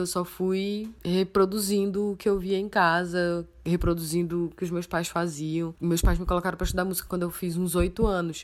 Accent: Manaus, Amazonas, Brazil; Eu nasci em Manaus, capital do Amazonas, moro aqui, eventualmente saio para outras cidades, mas minha residência é na minha cidade natal, Manaus, Amazonas.

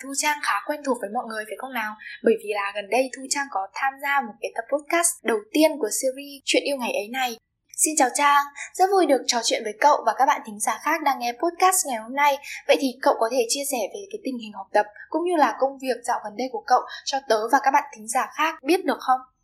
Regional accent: Điện Biên, Vietnam; now in Hanoi, Vietnam; tớ đến từ Điện Biên cơ.

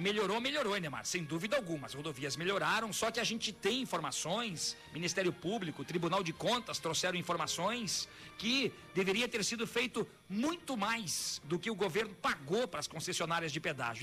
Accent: Joinville, Santa Catarina, Brazil; moved away; Joinville, minha terra natal

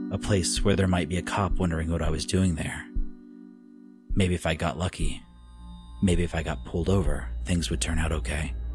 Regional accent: Oklahoma, United States; All of them near my hometown in Oklahoma.

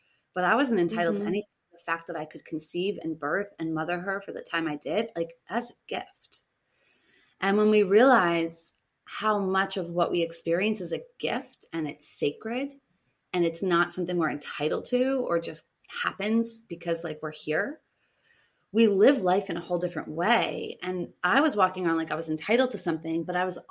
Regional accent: Boston, Massachusetts, United States; moved away as an adult; now in Tulum, Mexico; I come from Boston, which is very masculine

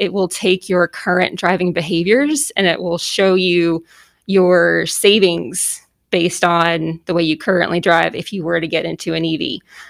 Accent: Boston, Massachusetts, United States; I'm originally from Boston, so.

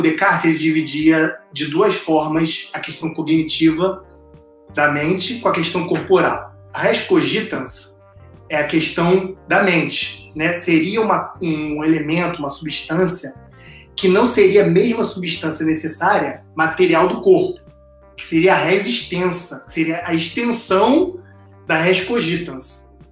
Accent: Brazil; a gente, como é brasileiro

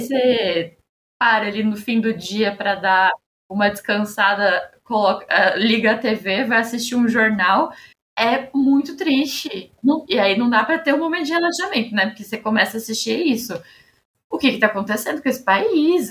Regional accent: São Paulo, Brazil; E como paulista

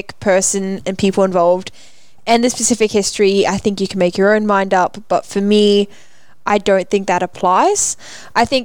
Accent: Australia; I'm Australian

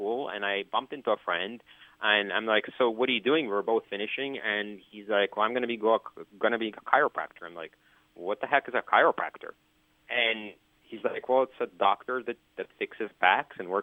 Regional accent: Canada; moved away as an adult; now in United States; I'm from Canada, and I live in the United States.

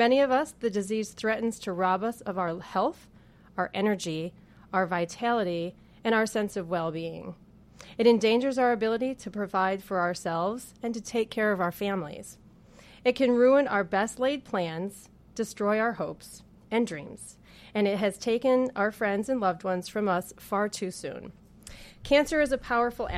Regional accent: Danville, New York, United States; I was born and raised in Danville, New York

